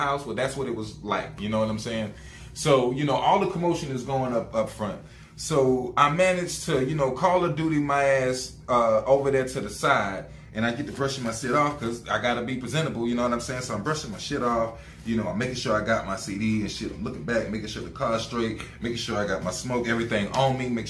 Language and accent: English; the South, United States; I'm from the South